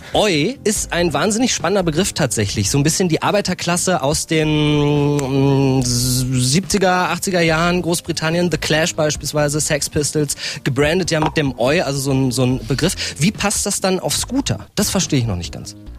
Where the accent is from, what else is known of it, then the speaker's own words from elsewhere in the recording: Norden, Lower Saxony, Germany; moved away; Ich bin in Norden groß geworden.